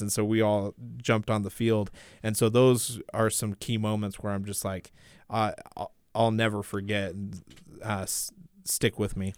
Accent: Washington, United States; I grew up in Washington

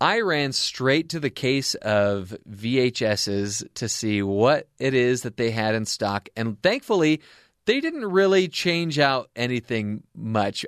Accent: Anaheim, California, United States; I'm from Anaheim, California

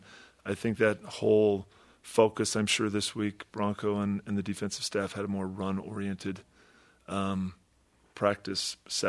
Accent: Midwest, United States; I grew up in the Midwest, so I was familiar with the rankings and how it went down.

